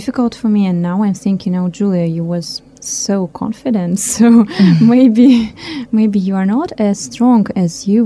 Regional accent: Chita, Zabaykalsky Krai, Russia; English is a second language; also born or lived in Moscow, Russia; now in Nyíregyháza, Hungary; I was born in Chita. It's not far from Lake Baikal. But I've been living in Moscow more than for 20 years

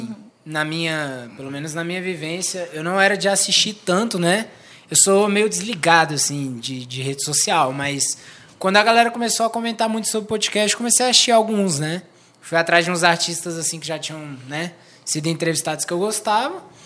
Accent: Guará, Federal District, Brazil; E eu cresci no Guará, então, tipo assim, mano, ouvi funk é desde sete anos

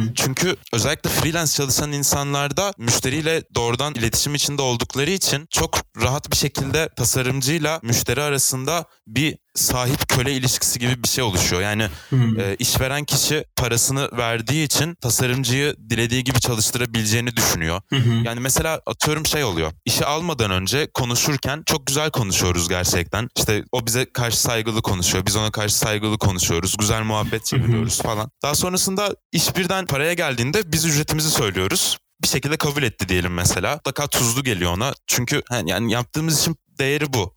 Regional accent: Eskişehir, Turkey; Eskişehir'de 1999 yılında doğdum. Çocukluğumdan beri burada yaşıyorum.

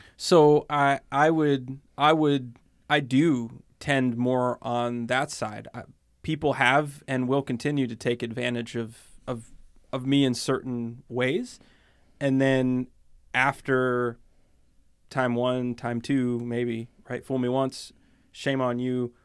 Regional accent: Pennsylvania, United States; I grew up in Pennsylvania

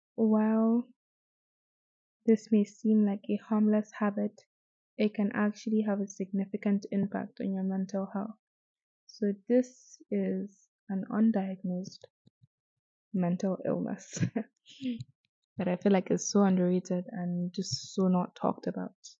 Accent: Azare, Bauchi, Nigeria; I am from Bauchi, specifically Azare

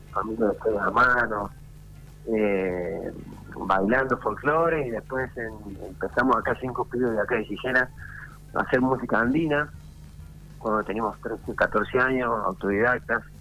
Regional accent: Alcira Gigena, Córdoba, Argentina; Estoy en mi pueblo natal, en Altura Quisena, acá cerquita de, Río Cuarto, a 40 kilómetros de Río Cuarto.

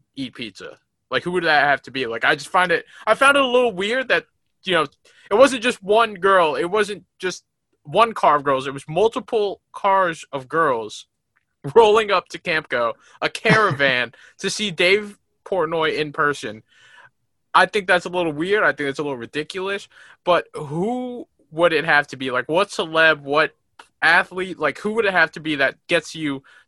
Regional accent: New York, United States; I'm from New York

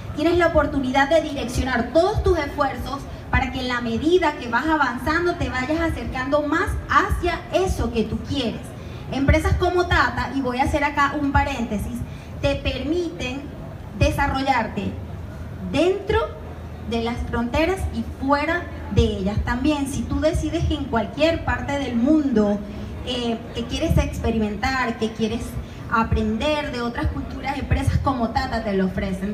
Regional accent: Venezuela; moved away; por mi acento, yo soy extranjera. Yo vengo de Venezuela

